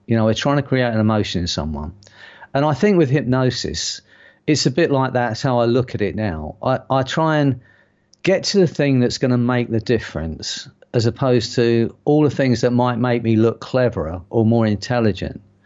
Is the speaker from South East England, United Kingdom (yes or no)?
no; London, United Kingdom; accent: strong London; I have got quite a strong London accent